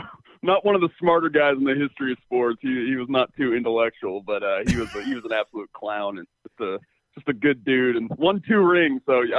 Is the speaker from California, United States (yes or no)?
yes; Napa, California, United States; I'm a homebody. I'm from Napa